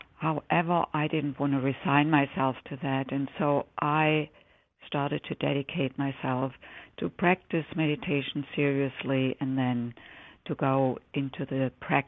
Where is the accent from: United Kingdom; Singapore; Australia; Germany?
Germany; English is a second language; moved away as an adult; now in United States; as the listeners can probably detect from my accent. I didn't grow up here. I grew up in Germany